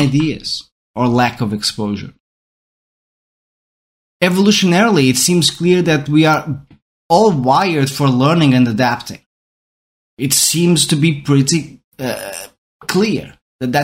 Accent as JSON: {"language": "English", "country": "Portugal", "first_language": "Portuguese", "second_language": "English", "said": "I'm Portuguese, so my mother tongue is Portuguese"}